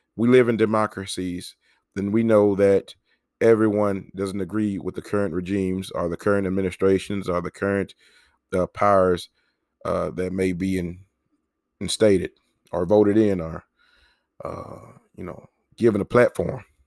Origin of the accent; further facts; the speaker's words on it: Mississippi, United States; my home state of Mississippi